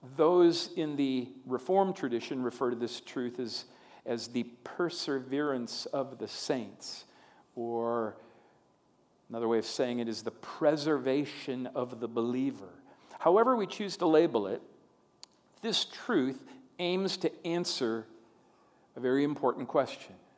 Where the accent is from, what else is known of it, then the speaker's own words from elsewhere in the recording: Long Prairie, Minnesota, United States; moved away as an adult; my, my hometown, where I uh, lived the first 18 years of my life, is Long Prairie, Minnesota